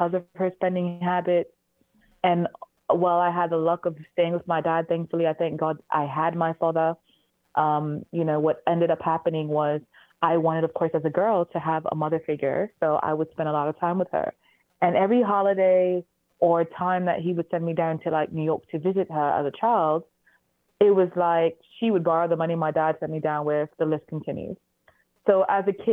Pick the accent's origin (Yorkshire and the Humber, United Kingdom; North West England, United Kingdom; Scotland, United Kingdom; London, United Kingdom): North West England, United Kingdom; Manchester; I was raised in Manchester, England